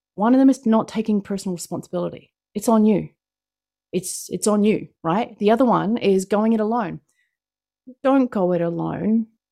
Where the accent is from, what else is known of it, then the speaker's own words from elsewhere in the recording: New Zealand; accent: New Zealand; I'm from New Zealand. That's what my accent is. It is not Australian